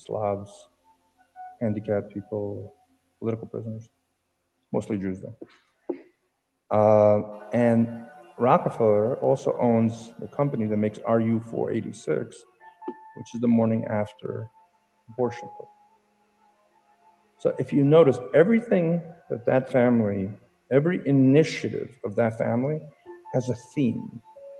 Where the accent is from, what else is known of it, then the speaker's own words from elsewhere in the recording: United States; We grew up here in America